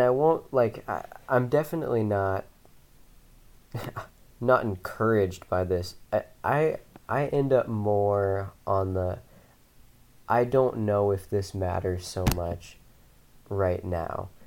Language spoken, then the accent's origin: English; Spokane, Washington, United States; I grew up in Spokane.